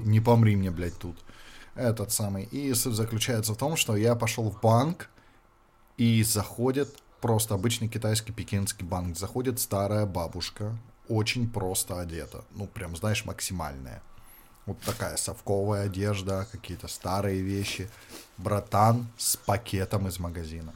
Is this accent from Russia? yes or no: no; Luhansk Oblast, Ukraine; now in China; откуда я